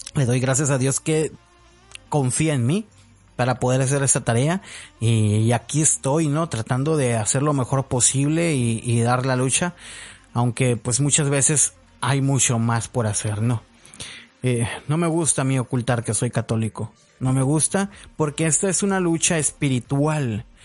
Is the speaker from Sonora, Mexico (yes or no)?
yes; Hermosillo, Sonora, Mexico; also born or lived in Zapopan, Jalisco; prácticamente ya soy de Hermosillo, Sonora, ¿no? Tengo ya muchísimo tiempo viviendo aquí. Mm, Nací en Zapopan, Jalisco, México. Y ahorita ya prácticamente toda mi vida la he hecho aquí en Hermosillo, Sonora, México